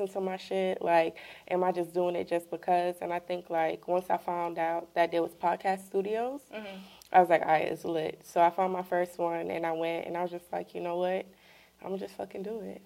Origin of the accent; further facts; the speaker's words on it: New York City, New York, United States; also born or lived in Trinidad; I'm originally from Trinidad, 25 years old, was raised in Canarsie.